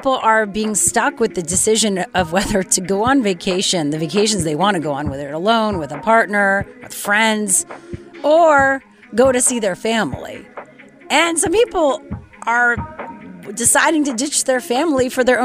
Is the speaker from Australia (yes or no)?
no; Canada; moved away; I'm Canadian